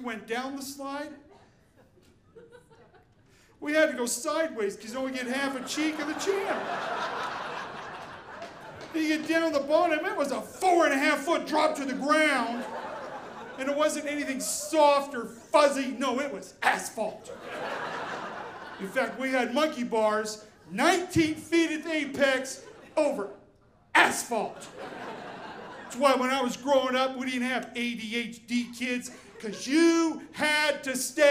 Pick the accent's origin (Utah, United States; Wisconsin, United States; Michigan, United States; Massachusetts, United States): Utah, United States; I'm growing up in Utah, a little different than most places